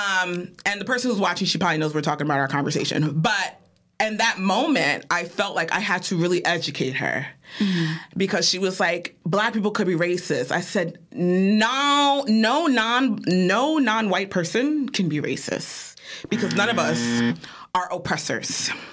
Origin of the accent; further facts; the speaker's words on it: New York, United States; It's giving. I'm from New York.